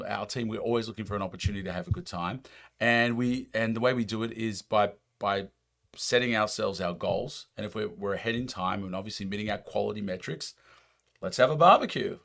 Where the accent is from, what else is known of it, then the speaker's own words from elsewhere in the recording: United States; accent: American; my American accent